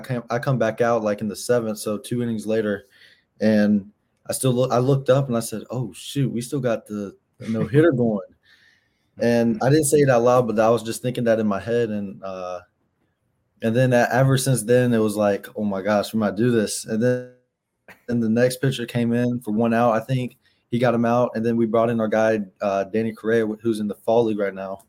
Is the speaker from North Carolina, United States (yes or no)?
yes; North Carolina, United States; I'm from North Carolina.